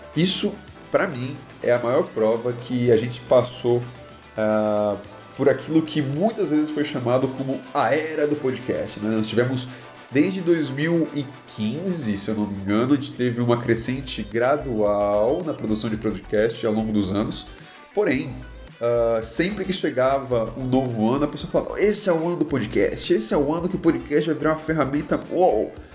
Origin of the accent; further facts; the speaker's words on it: Brazil; nós, como brasileiros